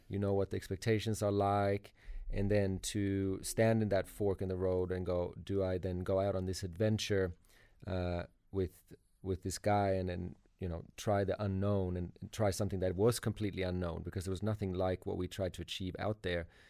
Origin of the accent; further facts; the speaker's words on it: Sweden; now in Sydney, Australia; I'm originally from Sweden